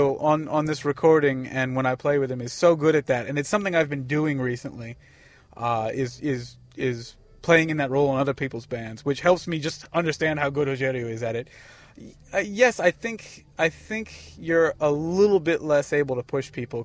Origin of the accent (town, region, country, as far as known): Columbia, Maryland, United States; born or raised there; also born or lived in Bavaria, Germany / Washington, D.C.